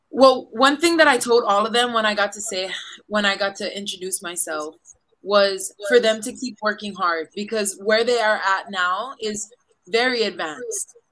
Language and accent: English; east side of Oahu, Hawaii, United States; moved away as an adult; also born or lived in Puerto Rico / France; now in Philippines; I'm born and raised in the east side of the island of Oahu in Hawaii